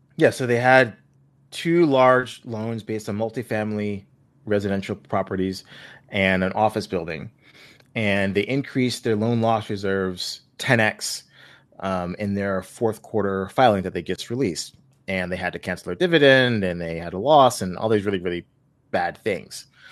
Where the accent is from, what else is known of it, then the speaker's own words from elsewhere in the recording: Buffalo, New York, United States; my hometown of Buffalo.